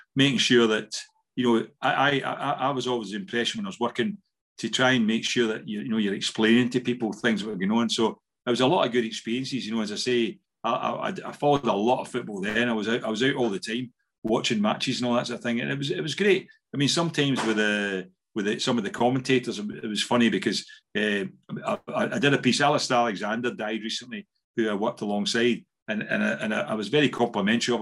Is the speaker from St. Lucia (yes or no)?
no; Scotland, United Kingdom; moved away as an adult; also born or lived in Ayrshire / Switzerland / Austria; I wanted to come back to Scotland at that time when the family were back here